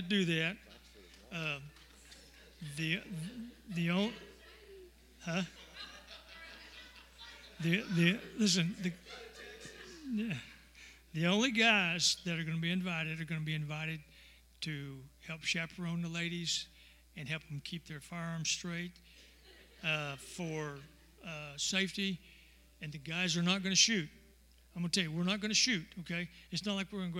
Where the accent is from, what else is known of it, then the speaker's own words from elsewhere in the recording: Texas, United States; I'm a Texan